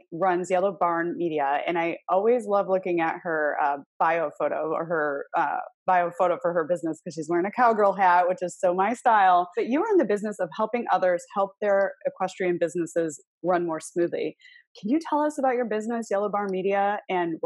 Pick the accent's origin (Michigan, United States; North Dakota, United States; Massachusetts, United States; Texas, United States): Michigan, United States; we're both from Michigan